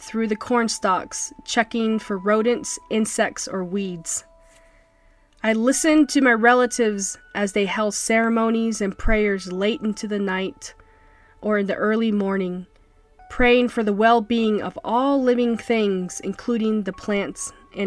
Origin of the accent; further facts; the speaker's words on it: Shonto, Arizona, United States; also born or lived in Blue Gap, Arizona; I grew up in Shonto and Blue Gap, Arizona, which are small but vibrant communities